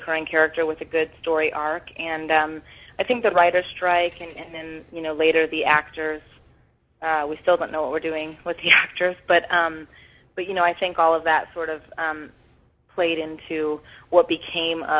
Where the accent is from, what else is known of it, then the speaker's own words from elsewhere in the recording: Vancouver, British Columbia, Canada; moved away; I'm from Vancouver, born and raised.